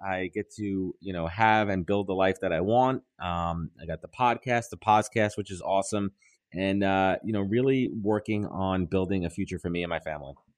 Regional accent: New York, United States; I'm a New Yorker

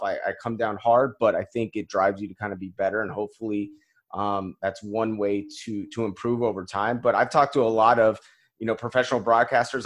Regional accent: Colorado, United States; moved away as an adult; also born or lived in Kansas; I grew up in, in Colorado

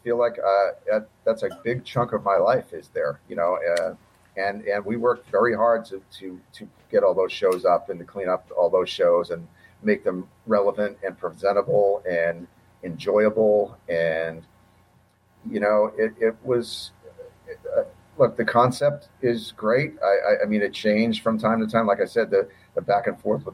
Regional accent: Boston, Massachusetts, United States; I grew up in Boston

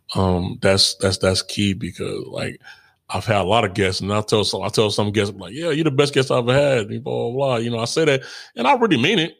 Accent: Chicago, Illinois, United States; I'm from Chicago

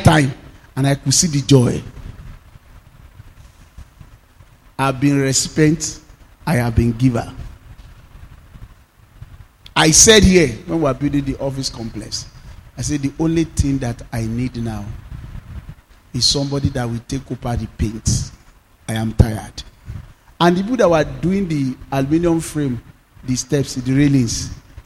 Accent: Nigeria; my hometown, Odumu

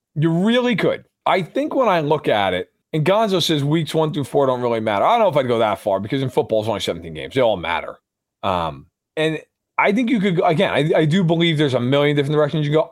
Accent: New York, United States; growing up in New York

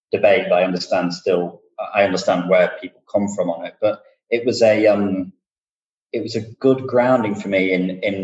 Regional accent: Lincolnshire, East Midlands, United Kingdom; moved away as an adult; also born or lived in United States; I'm from Lincolnshire, a county in the UK. I'm from an extraordinarily rural part of the UK originally. I always say where I grew up, there was a church and a post box.

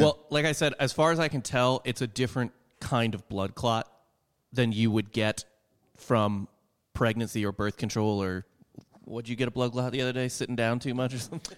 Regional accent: Midwest, United States; growing up in the Midwest

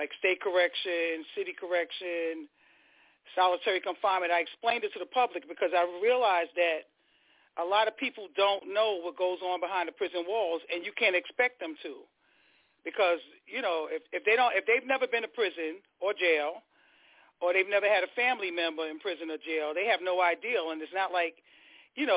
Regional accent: New York City, New York, United States; also born or lived in Queens; I was born in Queens, General, and then we moved straight to Brooklyn.

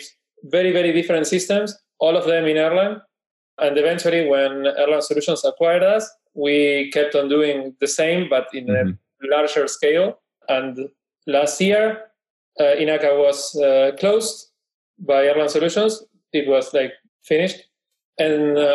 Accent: Buenos Aires, Argentina; I am Porteño from Buenos Aires.

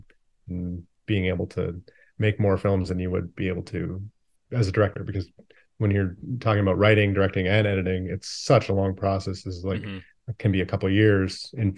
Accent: Calgary, Alberta, Canada; now in Vancouver, Canada; Yeah, I grew up in Canada, mostly Calgary, Alberta, where we still shoot a lot of the movies.

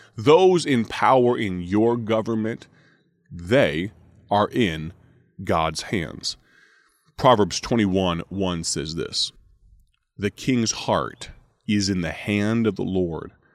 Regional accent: United States; I am an American.

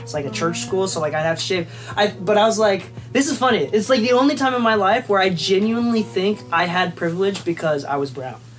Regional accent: Japan; moved away; I think that's like a classic immigrant thing. So I'm an immigrant. So I moved from Japan.

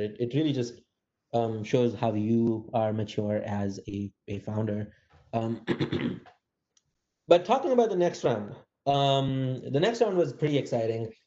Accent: India; moved away as an adult; also born or lived in Massachusetts, United States; now in San Francisco, United States; I grew up in India

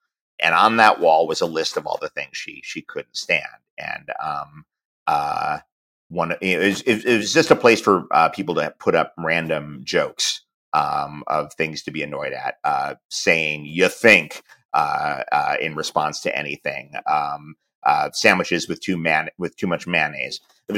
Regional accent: United Kingdom; Because I'm in my late 40s and I'm British. We all love ska.

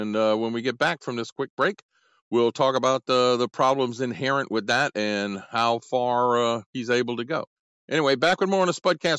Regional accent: Gonzales, Louisiana, United States; also born or lived in New York / New Orleans; That's where I grew up. I grew up in Gonzales.

